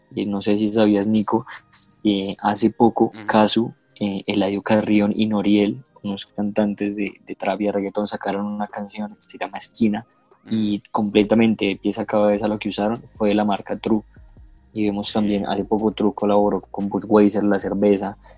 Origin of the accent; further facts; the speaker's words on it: Bogotá, Colombia; nosotros somos de Bogotá